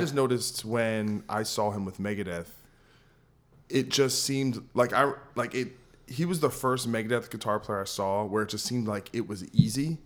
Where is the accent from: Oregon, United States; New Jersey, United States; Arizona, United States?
New Jersey, United States; I'm from New Jersey.